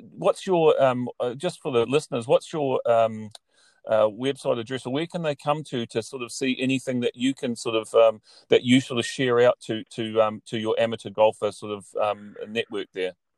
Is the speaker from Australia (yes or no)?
no; New Zealand; moved away as an adult; now in Ireland; growing up in New Zealand, I spent now the last six years in Ireland